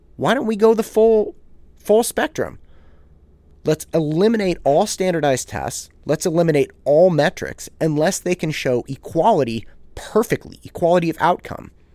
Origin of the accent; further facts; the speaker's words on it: Concord, California, United States; I grew up in Concord